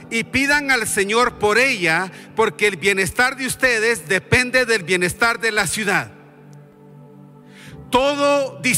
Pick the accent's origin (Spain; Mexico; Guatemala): Guatemala; Y voy a mencionar mi propio país porque yo he vivido ahí. Yo soy de Guatemala.